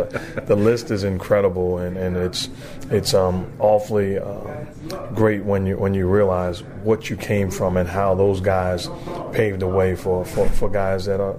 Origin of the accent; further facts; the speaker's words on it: New York City, New York, United States; moved away; as a kid growing up in Brooklyn, going to high school there